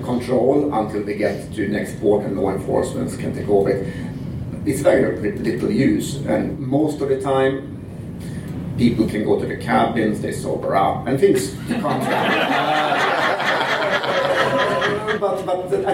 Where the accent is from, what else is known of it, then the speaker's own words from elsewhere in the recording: Sweden; accent: Swedish; moved away as an adult; now in Kelowna, Canada; I'm Swedish, as you can hear from this beautiful singing accent.